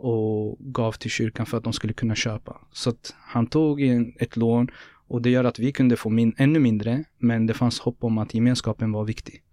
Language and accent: Swedish; Norrköping, Östergötland, Sweden; born or raised there